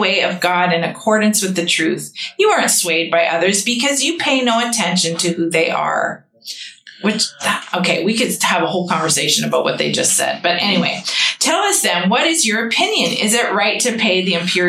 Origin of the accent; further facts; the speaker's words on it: Canada; a Canadian citizen in our nation